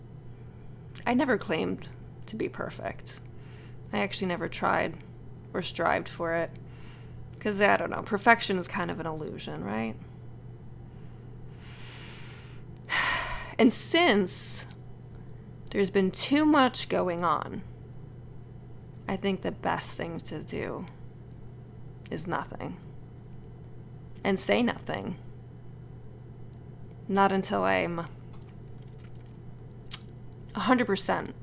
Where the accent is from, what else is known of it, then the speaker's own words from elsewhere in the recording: Connecticut, United States; moved away as an adult; now in Los Angeles, United States; move my family back to Connecticut